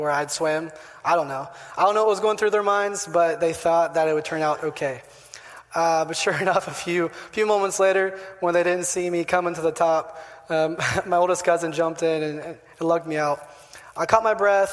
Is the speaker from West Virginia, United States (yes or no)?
yes; Parkersburg, West Virginia, United States; moved away as an adult; also born or lived in Argentina; now in Dominican Republic; I grew up in Parkersburg for most of my life